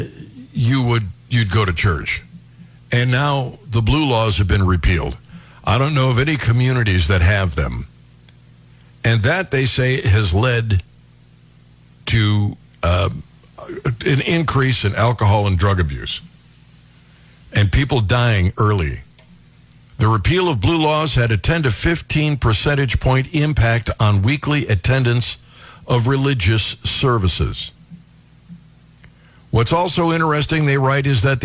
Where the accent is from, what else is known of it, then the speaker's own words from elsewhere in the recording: Cleveland Heights, Ohio, United States; I grew up in Cleveland Heights